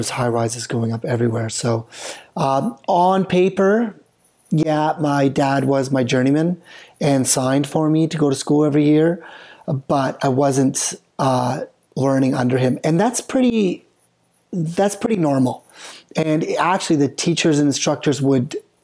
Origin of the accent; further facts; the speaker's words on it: British Columbia, Canada; I'm from BC